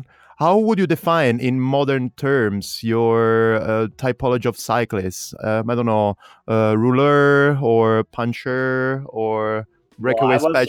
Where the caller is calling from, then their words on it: Berlin, Germany; English is a second language; Just because you know that I'm talking from Berlin, that's why you mentioned Jens Voigt.